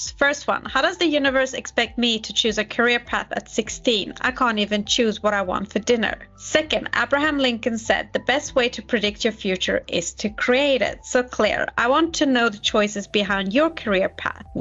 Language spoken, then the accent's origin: English; France; moved away as an adult; also born or lived in San Francisco; In France.